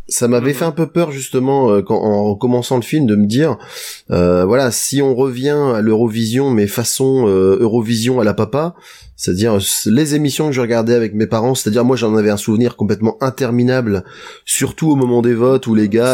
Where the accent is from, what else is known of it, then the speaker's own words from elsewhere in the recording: France; on est français